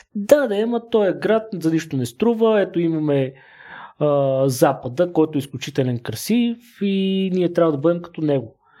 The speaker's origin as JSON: {"language": "Bulgarian", "country": "Bulgaria", "moved": "yes", "lives_now": "Sofia, Bulgaria", "said": "съм от село, не съм от София"}